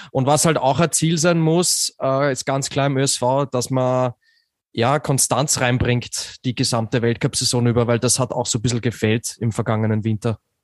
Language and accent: German; Austria; bei mir als Österreicher